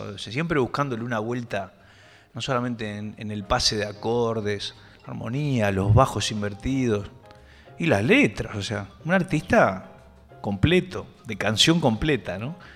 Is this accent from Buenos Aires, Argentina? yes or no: yes; Buenos Aires, Argentina; yo soy de Urquiza. En nuestro barrio no había, no había músicos